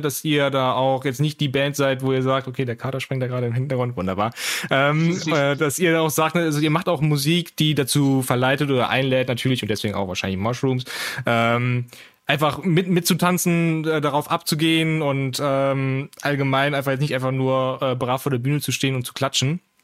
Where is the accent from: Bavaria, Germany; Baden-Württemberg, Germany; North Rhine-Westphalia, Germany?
North Rhine-Westphalia, Germany; Aachen; moved away; ich bin äh, gebürtig äh, auch Aachener